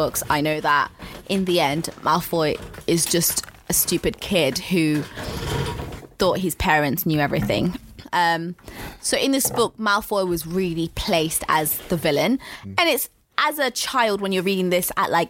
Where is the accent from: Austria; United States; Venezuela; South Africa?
South Africa; I'm South African.